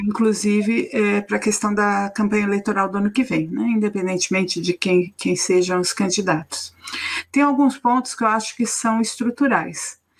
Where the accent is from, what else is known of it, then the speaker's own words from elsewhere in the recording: São Paulo, Brazil; Minha, minha família é de Manaus, sou nascida de São Paulo